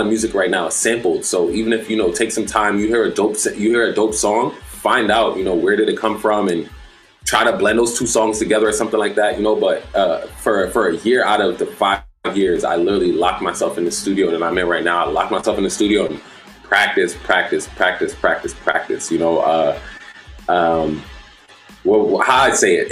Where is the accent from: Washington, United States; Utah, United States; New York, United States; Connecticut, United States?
New York, United States; New York City; moved away as an adult; also born or lived in Jamaica (ancestry); now in Upstate New York, United States; I'm from Brooklyn